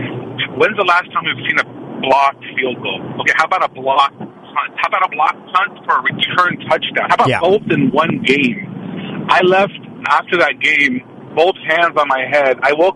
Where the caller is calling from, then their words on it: Oakland, California, United States; Good morning. … from Oakland.